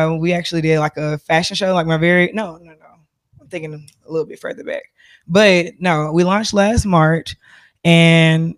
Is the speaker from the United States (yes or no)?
yes; Mobile, Alabama, United States; moved away; I am originally from Mobile, Alabama.